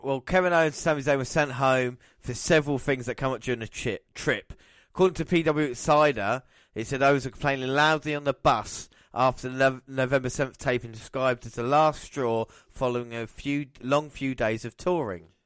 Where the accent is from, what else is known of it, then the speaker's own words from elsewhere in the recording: England, United Kingdom; as an Englishman